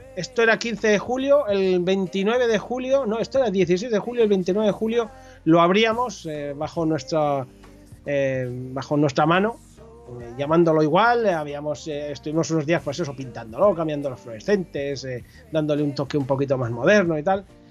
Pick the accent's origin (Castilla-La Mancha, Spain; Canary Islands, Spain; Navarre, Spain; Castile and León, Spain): Navarre, Spain; Corella; now in Pamplona, Spain; yo nací en un pueblo de la Ribera Navarra llamado Corella, que, está cerca de Tudela, para aquellos que a lo mejor les pueda sonar algo más Tudela. Eh, estuve allí eh, hasta los 20 años que me fui a vivir a Pamplona